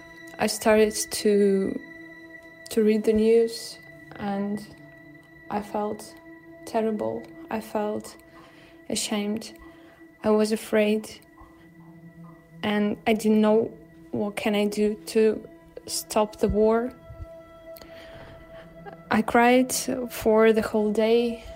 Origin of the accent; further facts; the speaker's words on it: Moscow, Russia; I'm from Moscow.